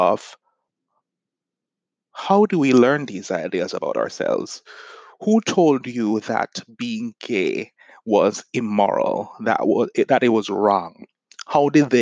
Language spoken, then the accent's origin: English; Jamaica; now in United States; I'm from Jamaica. I'm now living in the US, but I was raised in a society that is a product of colonialism.